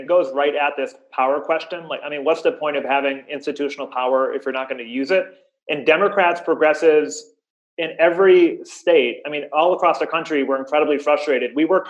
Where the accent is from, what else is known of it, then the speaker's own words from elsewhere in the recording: Western Massachusetts, United States; I come from a working class family, first in my family to go to college, came back to my hometown